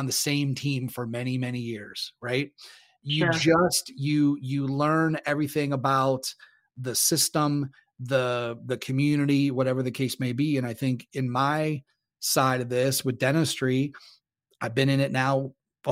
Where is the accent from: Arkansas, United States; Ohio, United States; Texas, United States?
Ohio, United States; Northeast; I grew up in Northeast Ohio, so the weather was not always good and it was cold